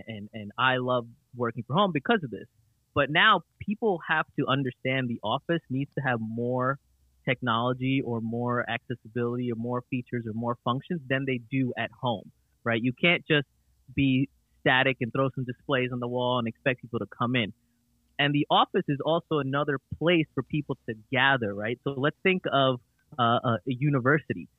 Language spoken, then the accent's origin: English; United States; growing up in America